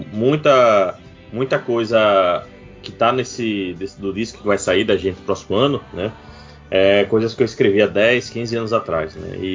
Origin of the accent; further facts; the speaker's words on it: Aracaju, Sergipe, Brazil; Cara, eu sou daqui de Aracaju, é, Aracaju, capital do Sergipe, menor estado da nossa confederação.